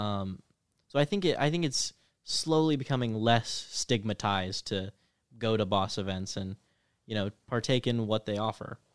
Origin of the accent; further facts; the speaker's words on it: Kentucky, United States; moved away; I'm, I'm from Kentucky, which is also mutton country